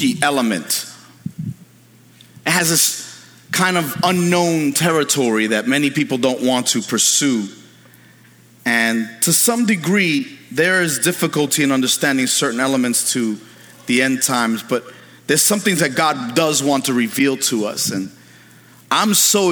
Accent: New York City, New York, United States; now in Pennsylvania, United States; When I was a kid, I grew up in New York City

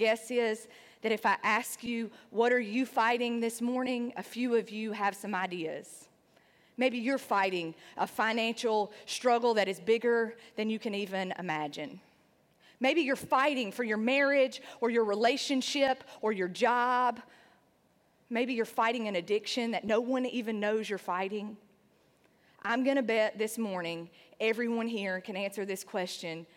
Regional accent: Sandy Ridge, North Carolina, United States; moved away as an adult; also born or lived in Nashville, Tennessee; I was a girl from Sandy Ridge, North Carolina. It's a rural town in the hills of North Carolina

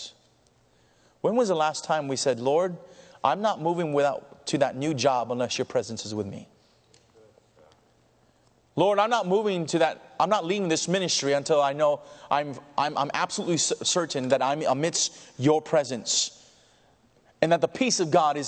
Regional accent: California, United States; being a Californian as I am

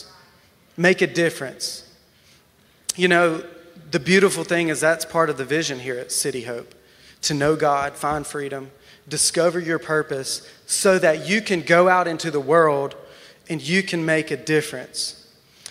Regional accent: Alabama, United States; moved away as an adult; now in Wichita Falls, United States; I'm from Alabama

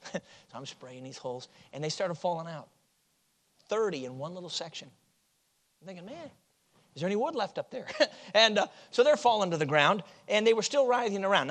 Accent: Chicago, Illinois, United States; moved away as an adult; now in Michigan, United States; I grew up in Chicago, so I, you know, I'm a city boy

